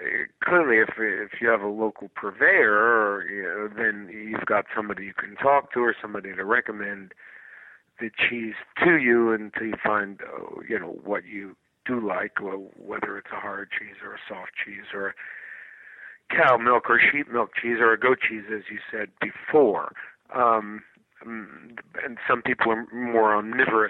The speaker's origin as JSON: {"language": "English", "country": "United States", "said": "as an American"}